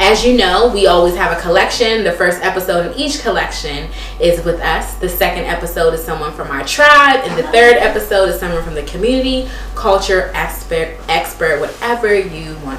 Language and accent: English; DMV, United States; I'm from the DMV